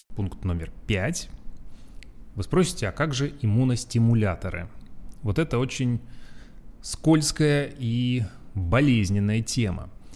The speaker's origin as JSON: {"language": "Russian", "region": "Urals", "country": "Russia", "tie": "born or raised there", "moved": "yes", "said": "как я, э, рос на Урале, где зимы очень долгие"}